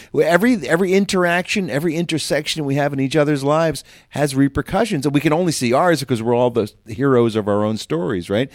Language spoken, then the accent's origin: English; Philadelphia area, Pennsylvania, United States; born or raised there